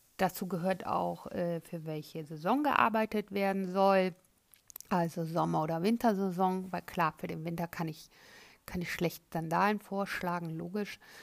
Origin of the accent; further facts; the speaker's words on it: Cologne, North Rhine-Westphalia, Germany; moved away as an adult; also born or lived in Florence, Italy; gebürtige Kölnerin, habe dort auch die Ausbildung zum bekleidungstechnischen Assistenten absolviert